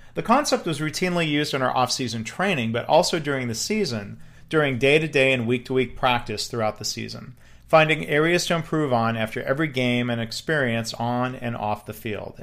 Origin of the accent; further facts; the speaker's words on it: Michigan, United States; moved away; my home state of Michigan